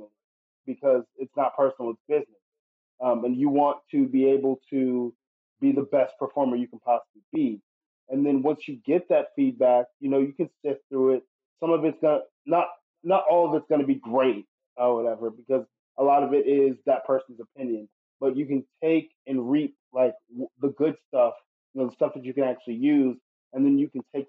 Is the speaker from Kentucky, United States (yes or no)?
no; Atlanta, Georgia, United States; I am from Atlanta, Georgia